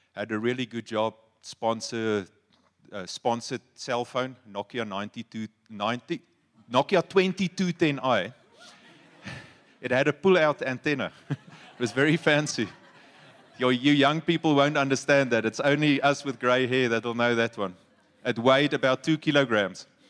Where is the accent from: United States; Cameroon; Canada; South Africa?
South Africa; Free State; I'm from the Free State